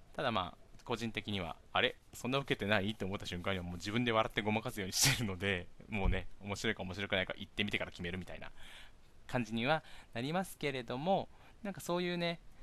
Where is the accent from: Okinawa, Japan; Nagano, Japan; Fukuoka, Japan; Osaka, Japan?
Okinawa, Japan; Miyakojima; moved away as an adult; also born or lived in Tokyo; 僕はあの、宮古島から上京しまして